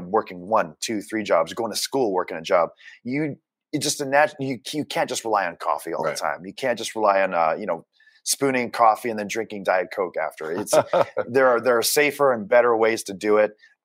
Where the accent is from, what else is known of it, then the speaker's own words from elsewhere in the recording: Canada; moved away; also born or lived in Japan; being Canadian